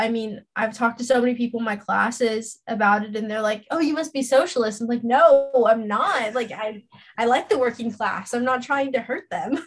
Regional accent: Los Angeles, California, United States; also born or lived in Orange County, California; I'm born and raised in Los Angeles, California recently moved to Orange County

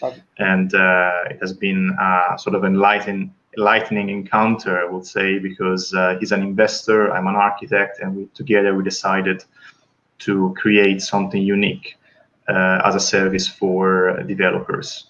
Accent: Tuscany, Italy; accent: Italian; English is a second language; moved away as an adult; now in London, United Kingdom; I'm obviously Italian, as you can hear from my accent, from Tuscany

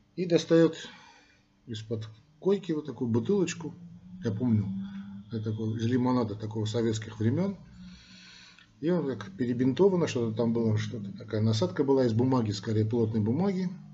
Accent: Armenia; мы, армяне

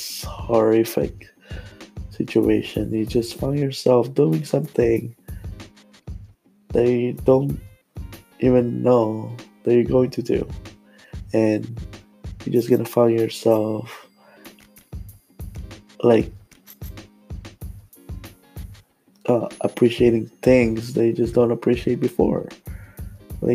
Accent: Philippines; moved away; I'm Filipino

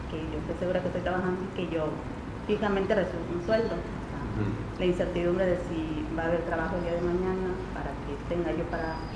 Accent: Veracruz, Mexico; Soy de Veracruz, Veracruz. Vivo en la colonia Iván Gómez Gómez mm, con mis dos hijos en un cuartito que yo rento para ellos y para mí.

